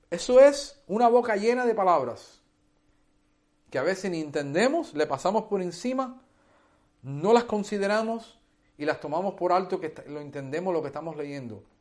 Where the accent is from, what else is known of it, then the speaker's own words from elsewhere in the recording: Hialeah, Florida, United States; also born or lived in Cuba; yo soy cubano, criado en los Estados Unidos, en una ciudad que se llama Hialeah, en la Florida donde nadie habla castellano.